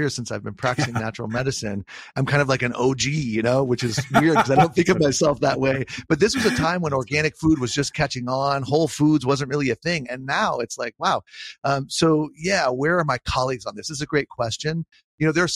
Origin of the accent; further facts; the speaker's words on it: Southern California, United States; growing up in Southern California